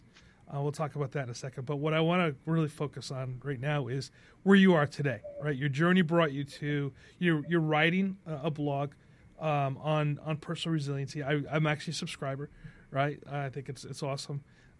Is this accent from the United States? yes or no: yes; New York, United States; moved away; I'm from New York